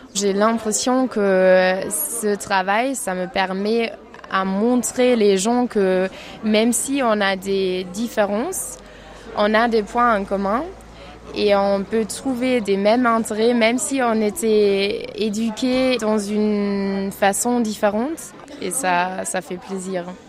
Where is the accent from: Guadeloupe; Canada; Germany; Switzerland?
Germany; French is a second language; moved away as an adult; now in France; je viens d'Allemagne et je fais un volontariat en France